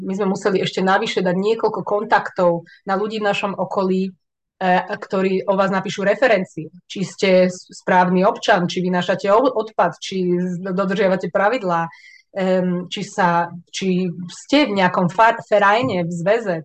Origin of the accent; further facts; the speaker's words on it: Slovakia; moved away as an adult; now in Switzerland; ja som nikdy nechcela zo Slovenska odísť